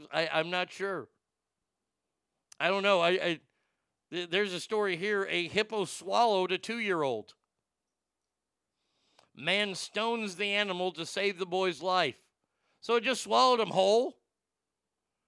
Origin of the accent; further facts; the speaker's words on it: Texas, United States; my home state of Texas